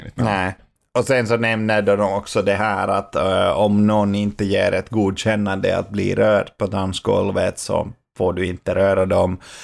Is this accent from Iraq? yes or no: no; Finland; now in Sweden; jag var hemma i Finland